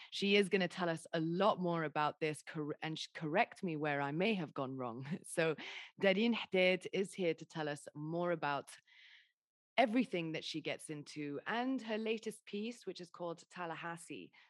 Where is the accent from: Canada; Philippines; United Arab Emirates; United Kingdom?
United Arab Emirates; Dubai; I'm half Lebanese, half English, and you know I grew up in Dubai.